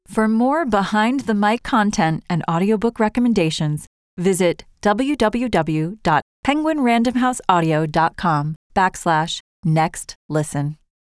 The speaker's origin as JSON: {"language": "English", "country": "United States", "moved": "yes", "lives_now": "Paris, France", "said": "as an American living abroad"}